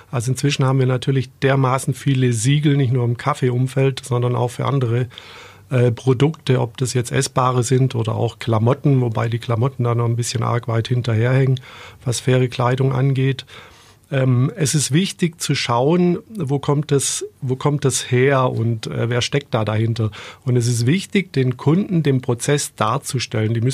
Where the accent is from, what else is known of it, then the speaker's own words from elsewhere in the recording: Biberach, Baden-Württemberg, Germany; also ich bin in Biberach aufgewachsen und bin dann nach der Schule, weil mir das alles ein bisschen klein und beengt davor gekommen ist, dann in die große weite Welt raus und bin jahrelang zur See gefahren.